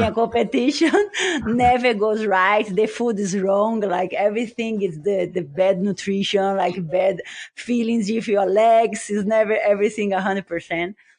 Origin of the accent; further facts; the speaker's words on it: Brazil; I'm from Brazil